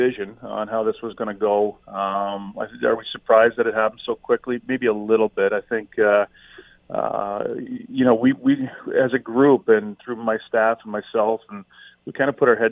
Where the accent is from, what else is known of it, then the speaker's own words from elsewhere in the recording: Hamilton, Ontario, Canada; being born and raised in Hamilton, knowing the passion that we have for hockey in our city